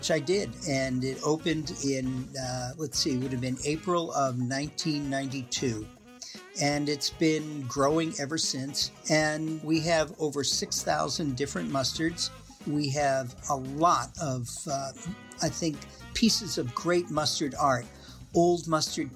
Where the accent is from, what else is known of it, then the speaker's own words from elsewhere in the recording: Massachusetts, United States; moved away as an adult; also born or lived in Wisconsin; now in Middleton, United States; I'm originally from Massachusetts